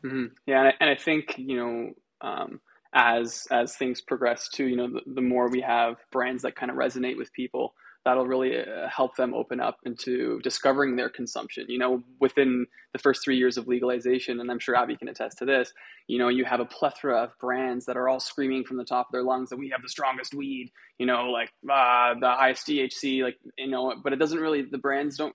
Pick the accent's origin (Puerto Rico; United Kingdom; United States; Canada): Canada; also born or lived in Israel; I was born in Canada